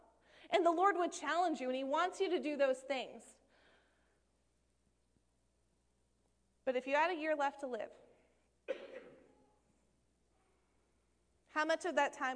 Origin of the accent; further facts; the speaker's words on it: Maine, United States; moved away as an adult; I'm from Maine originally.